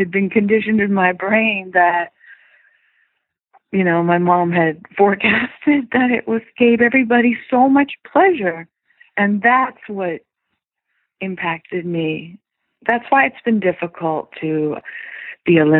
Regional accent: Silicon Valley, California, United States; also born or lived in Europe; I come from Silicon Valley and I was a programmer, a coder at a very young age

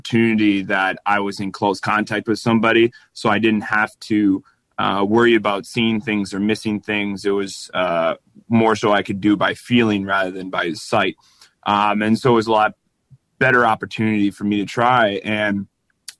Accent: Minnesota, United States; moved away; also born or lived in Colorado Springs; I'm from Minnesota

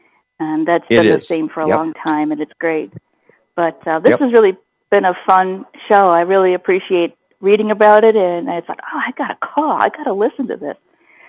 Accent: Chicago, Illinois, United States; I'm originally from Chicago. I've been in Chicago all my life and recently moved to the suburbs, but I still say I'm from Chicago. And, I also, like a lot of us here, was born in 1950.

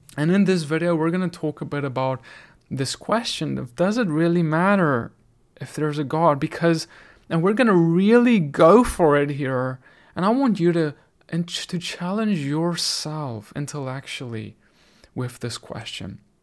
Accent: South Africa; now in United States; South Africa, my home country where I grew up

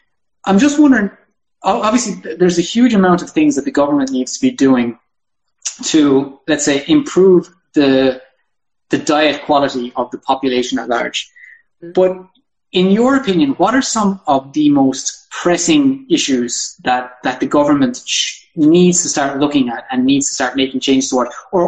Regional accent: Ireland; moved away; me just being Irish and, you know, coming from a different system

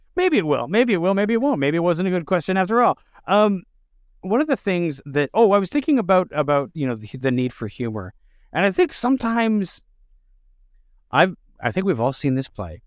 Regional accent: Canada; as Canadians

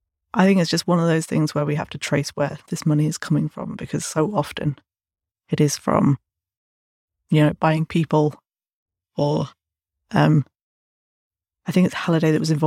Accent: Burton upon Trent, West Midlands, United Kingdom; But I spent a good deal of time when I was growing up in Burton, which is where most of the UK's brewing takes place.

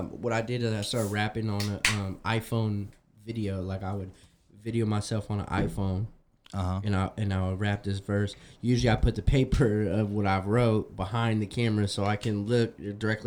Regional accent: Windsor, California, United States; also born or lived in Santa Rosa, California; I was born in Santa Rosa, raised in Windsor

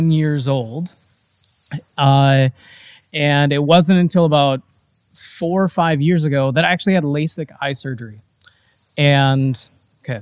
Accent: Eau Claire, Wisconsin, United States; I grew up in the Eau Claire, Wisconsin area

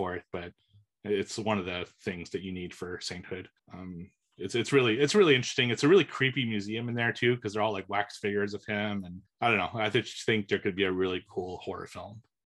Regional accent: Montreal, Quebec, Canada; I grew up in Montreal

